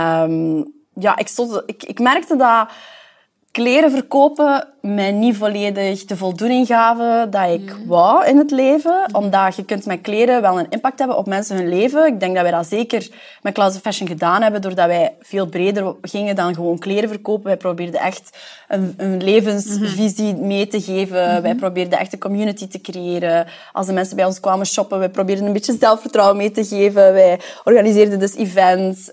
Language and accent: Dutch; Temse, Flanders, Belgium; moved away as an adult; now in Antwerp, Belgium; ik ben eigenlijk afkomstig van Temse, Sint-Niklaas